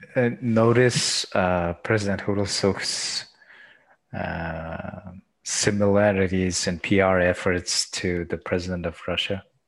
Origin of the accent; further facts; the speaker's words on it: Erdenet, Orkhon, Mongolia; I was born and raised in Erdenet.